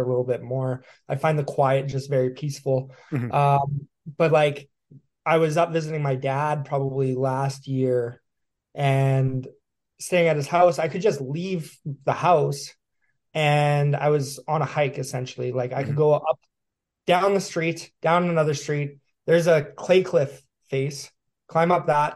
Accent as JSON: {"language": "English", "region": "Yukon", "country": "Canada", "tie": "born or raised there", "moved": "as an adult", "said": "I was born and raised in the Yukon. I was there until I was 18"}